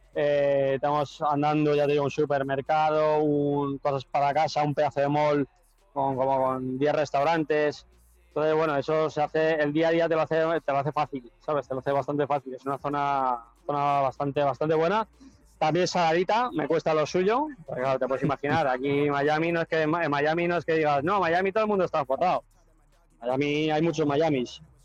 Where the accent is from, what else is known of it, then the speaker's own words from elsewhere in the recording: Spain; moved away as an adult; now in United States; yo soy muy español, tío. Yo soy más español que la tortilla de patata